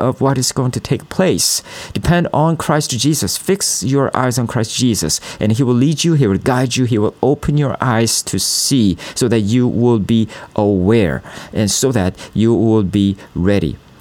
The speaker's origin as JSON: {"language": "English", "country": "South Korea", "said": "I'm from South Korea"}